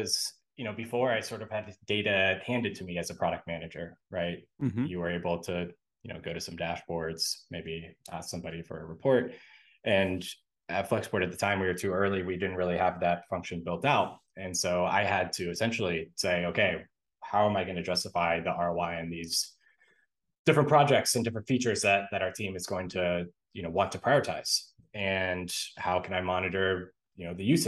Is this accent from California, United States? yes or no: yes; San Francisco, California, United States; I grew up in San Francisco.